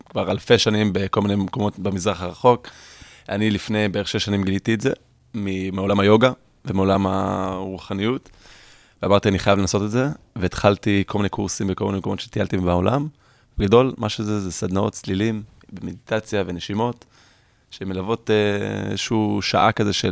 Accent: California, United States; קליפורניה היא חלוצה בתחום. לצערי, הייתי אומר אפילו 30 שנה קדימה מישראל בהרבה תחומים, אם זה שאני איפה שגדלתי, שמפרידים פסולת, ומי שלא מקבל דוח במקום.

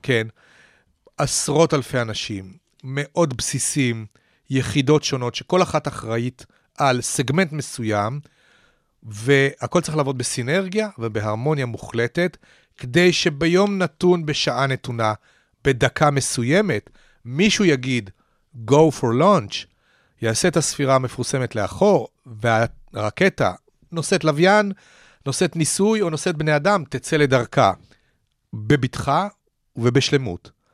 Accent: Petah Tikva, Central District, Israel; אני גדלתי כנער בפתח תקווה בשנות ה-60

